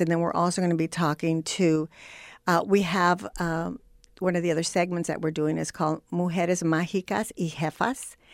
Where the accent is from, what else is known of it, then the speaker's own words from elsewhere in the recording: Los Angeles, California, United States; also born or lived in Zacatecas, Mexico; I was growing up in Boyle Heights